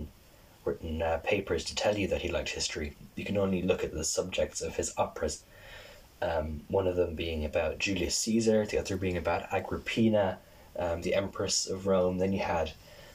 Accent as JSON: {"language": "English", "country": "Ireland", "said": "me as an Irish person"}